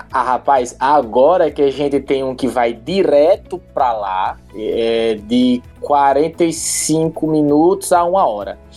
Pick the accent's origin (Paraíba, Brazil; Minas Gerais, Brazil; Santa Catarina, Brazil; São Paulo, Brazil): Paraíba, Brazil; João Pessoa; moved away; Não, eu sou da Paraíba, sou Não. de uma pessoa. Eu, da Paraíba, João Pessoa, exatamente.